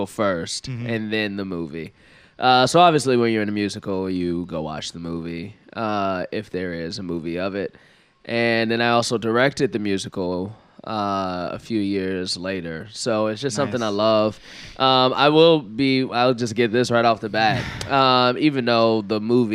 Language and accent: English; Chicago, Illinois, United States; I'm an actor from Chicago, so I grew up in theater